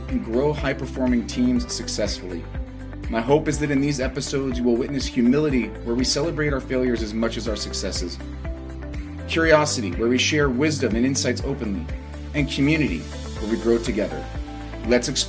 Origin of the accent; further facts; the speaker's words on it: Seattle, Washington, United States; I grew up in Seattle, Washington